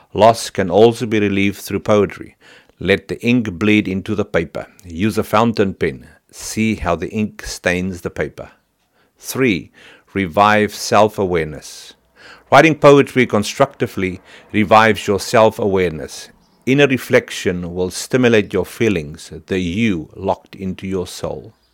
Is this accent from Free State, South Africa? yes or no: yes; Virginia, Free State, South Africa; now in New Zealand; I come from Saiplas and Harmony, Virginia, in the Free State, where the large wheels of Harmony Gold Mining Company used to spin, where Dad worked many long hours